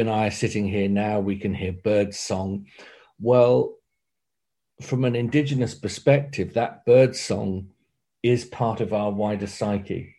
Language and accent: English; Torbay, South West England, United Kingdom; also born or lived in South Devon; I was born in Torbay nearby